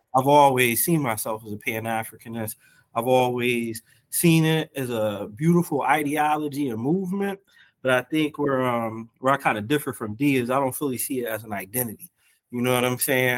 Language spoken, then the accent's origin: English; United States; I'm black American, but also on my mother's side, I'm Cape Verdean